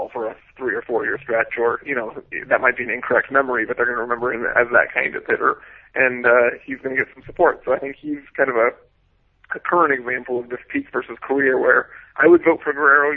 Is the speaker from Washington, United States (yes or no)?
yes; Seattle, Washington, United States; growing up in Seattle